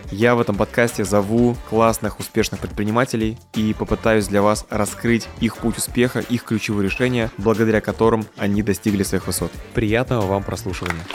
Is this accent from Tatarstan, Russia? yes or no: yes; Kazan, Tatarstan, Russia; Вот, я бы начал с того, что я из Казани.